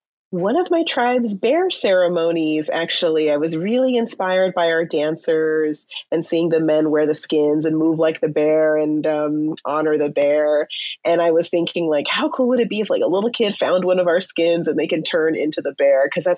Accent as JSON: {"language": "English", "region": "Southern California", "country": "United States", "tie": "born or raised there", "said": "I'm a member of the Chumash tribe, and I grew up in Southern California. I'm currently in LA at the moment."}